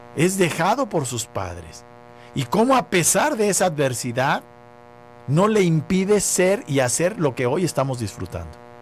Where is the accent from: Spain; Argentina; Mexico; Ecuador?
Mexico; nosotros como mexicanos